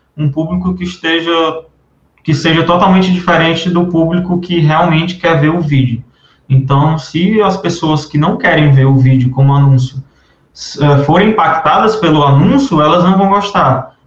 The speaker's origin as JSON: {"language": "Portuguese", "town": "Fortaleza", "region": "Ceará", "country": "Brazil", "said": "eu sou aqui de Fortaleza, Ceará"}